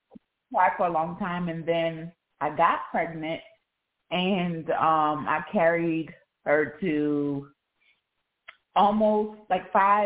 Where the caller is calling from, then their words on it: South Carolina, United States; I'm calling in from South Carolina.